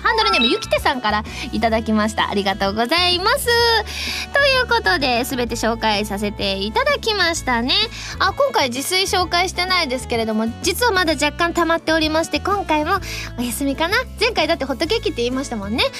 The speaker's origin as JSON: {"language": "Japanese", "region": "Kansai", "country": "Japan", "accent": "Kansai-ben", "said": "関西弁で披露させていただきたいと思いますはあやっぱり海は関西弁が落ち着くなあ"}